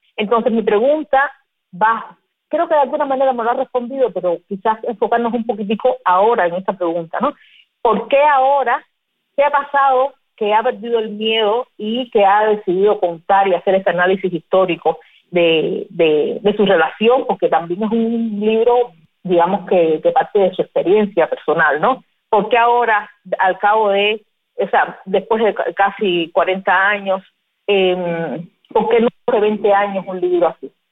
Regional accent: Cuba; nosotros como cubanos

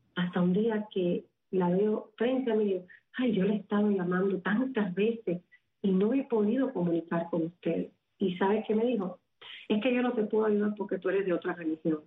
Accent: Havana, Cuba; moved away; nací en La Habana, en el seno de una familia muy, muy humilde, pero en el centro

